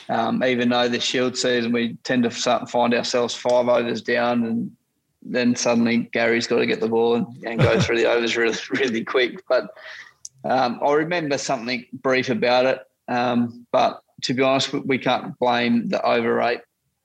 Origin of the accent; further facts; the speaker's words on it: Australia; the positive brand of cricket that we know that we can play as Australian cricketers.